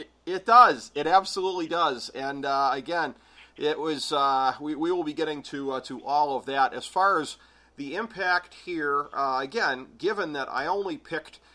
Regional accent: Ohio, United States; I'm from Ohio

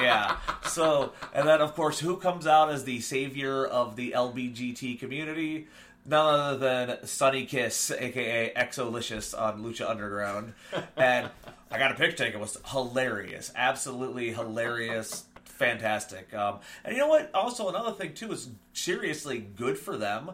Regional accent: Akron, Ohio, United States; I'm from Akron

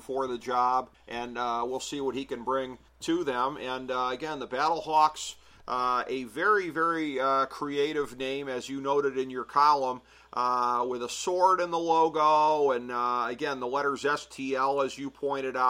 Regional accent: Cleveland, Ohio, United States; my hometown of Cleveland

